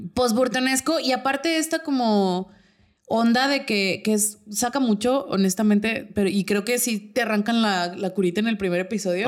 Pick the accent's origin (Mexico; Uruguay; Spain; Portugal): Mexico; Torreón, Coahuila; nosotros somos de Torreón